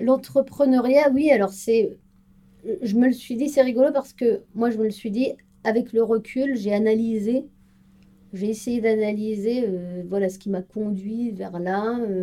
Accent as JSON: {"language": "French", "town": "Strasbourg", "region": "Grand Est", "country": "France", "moved": "as an adult", "lives_now": "Paris region, France", "said": "Je suis originaire de Strasbourg"}